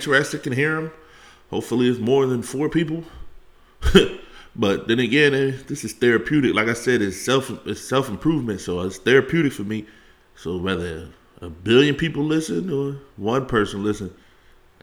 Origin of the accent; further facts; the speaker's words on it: Philadelphia, Pennsylvania, United States; I'm from Philly